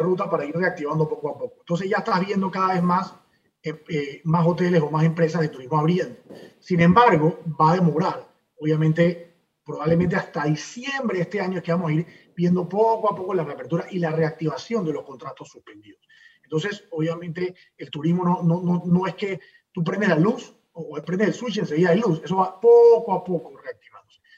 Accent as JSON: {"language": "Spanish", "country": "Panama"}